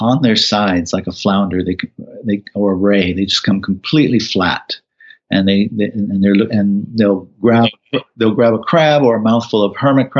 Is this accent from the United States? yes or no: yes; New Mexico, United States; moved away as an adult; also born or lived in Philippines / Indonesia; now in Muscat, Oman; I'm in my home state today, New Mexico